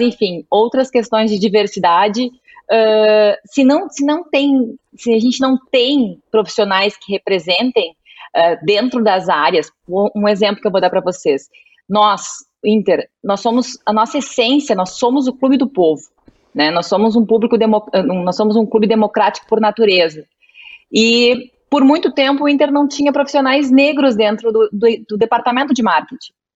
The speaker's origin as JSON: {"language": "Portuguese", "region": "Rio Grande do Sul", "country": "Brazil", "said": "sou tua conterrânea, sou gaúcha"}